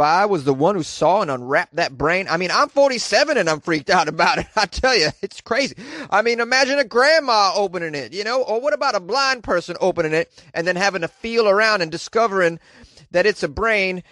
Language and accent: English; Massachusetts, United States; born and raised in Massachusetts